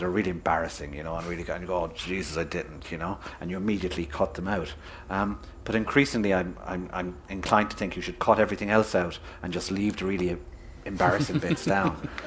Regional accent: Limerick and Cork, Munster, Ireland; growing up in Limerick and in Cork amidst incredibly wonderful and rich, mangled version of the English language we speak in these places

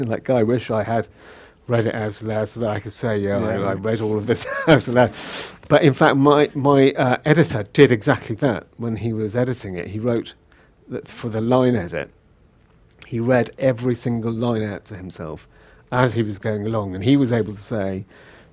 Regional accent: Liverpool, North West England, United Kingdom; accent: Scouse; moved away as an adult; now in London, United Kingdom; I grew up in Liverpool. So, mm-hmm. I'm born and bred Scouser

